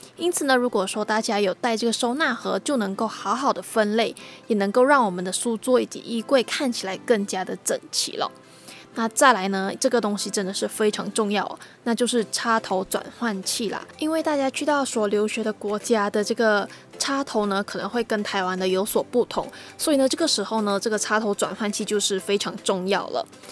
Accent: Malaysia; moved away as an adult; now in Taiwan; 和我同样来自马来西亚

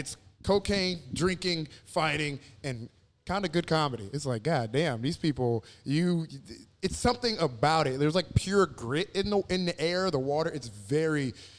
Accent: Houston, Texas, United States; moved away; also born or lived in Galveston, Texas; I was born in Galveston, but I lived most of my life in Houston for sure.

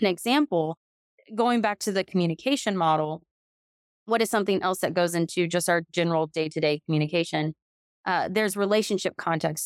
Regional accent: Texas, United States; I'm from Texas

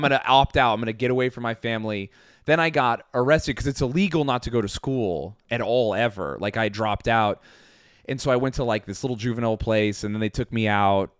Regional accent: Flowell, Utah, United States; moved away; also born or lived in New York; I grew up in Utah

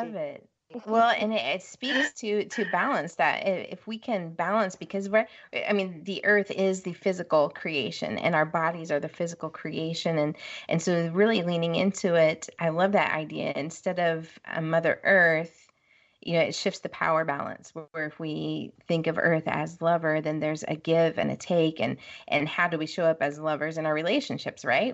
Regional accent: West Coast, United States; moved away as an adult; now in Midwest, United States; I'm from the West Coast. You know, that's home

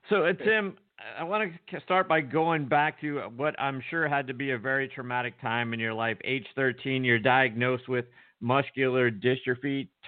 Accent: Wisconsin, United States; moved away as an adult; also born or lived in Mississippi / Atlanta; I grew up in Wisconsin

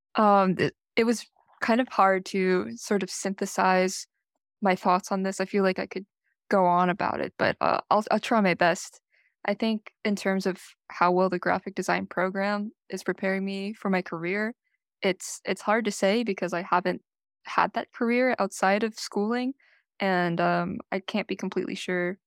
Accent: Carmel, California, United States; My hometown is uh, Carmel, California, not too far off from here

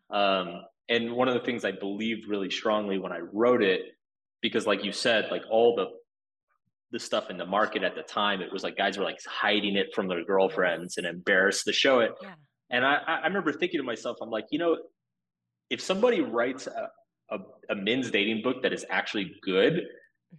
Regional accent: Austin, Texas, United States; moved away as an adult; also born or lived in Boston; So I was born in Austin, Texas. Um, so I, I lived in Austin before it was cool.

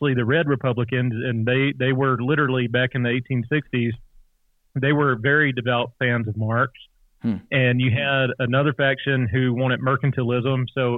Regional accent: Louisiana, United States; moved away; because I'm originally from Louisiana

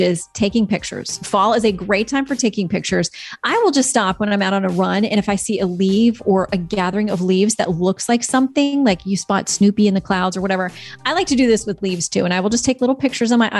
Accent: Florida, United States; moved away; I'm from Florida

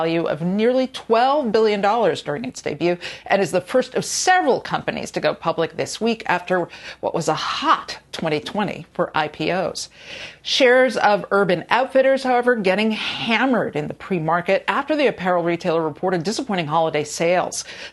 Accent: Boston, Massachusetts, United States; us Boston girls.

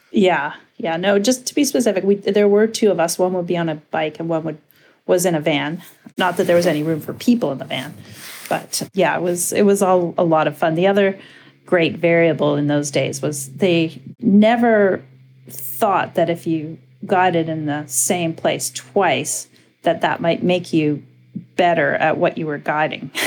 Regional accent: Winnipeg, Manitoba, Canada; growing up in Winnipeg, Manitoba

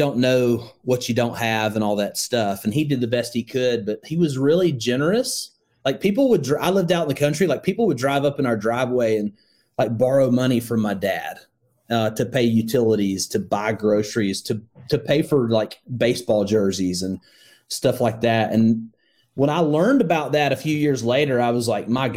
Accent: Northwest Alabama, United States; I grew up in Northwest Alabama

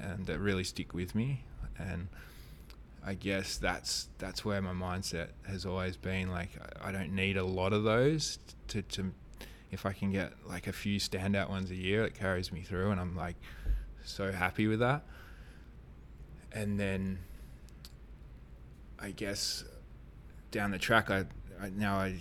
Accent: Kalbarri, Western Australia, Australia; growing up in Kalbarri, and we had, like, really good reefs

